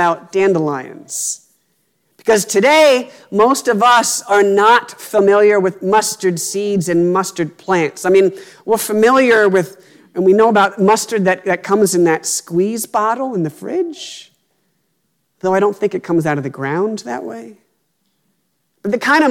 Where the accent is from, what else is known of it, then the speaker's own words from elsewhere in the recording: Pennsylvania, United States; Growing up in Pennsylvania, my family owned about 2 acres of land